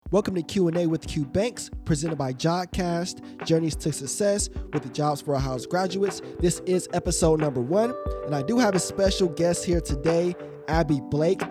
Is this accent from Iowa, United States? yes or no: no; Alliance, Ohio, United States; I'm from Alliance as well